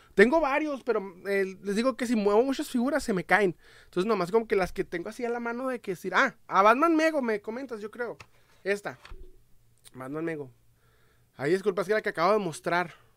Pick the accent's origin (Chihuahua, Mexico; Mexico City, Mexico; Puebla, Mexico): Chihuahua, Mexico; Ciudad Juárez; Soy de eh, Ciudad Juárez, Chihuahua, México